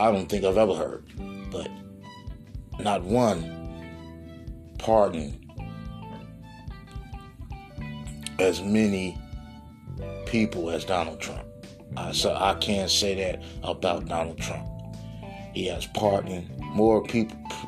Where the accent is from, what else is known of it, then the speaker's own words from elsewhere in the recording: Gary, Indiana, United States; Gary, Indiana, my hometown.